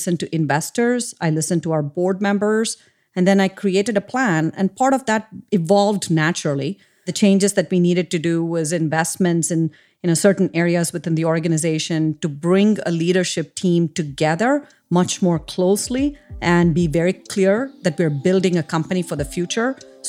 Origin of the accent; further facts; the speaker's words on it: India; So I grew up in India, and I grew up in a super small town.